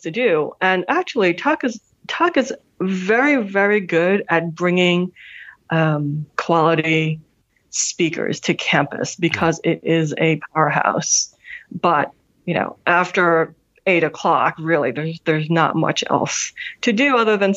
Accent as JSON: {"language": "English", "town": "New York City", "region": "New York", "country": "United States", "tie": "born or raised there", "also_born_or_lived": "Hanover, New Hampshire", "said": "I am a Manhattan girl. Mm-hmm. I grew up in New York City"}